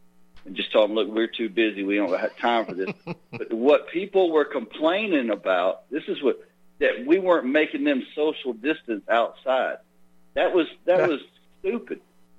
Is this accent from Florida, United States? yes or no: yes; Florida, United States; moved away as an adult; now in Texas, United States; Well, I'm from Florida. I just live in Texas.